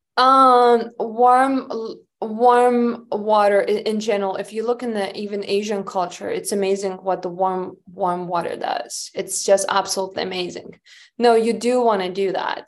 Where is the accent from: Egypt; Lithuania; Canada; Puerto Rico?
Lithuania; moved away; I was oldest child and I grew up in Lithuania.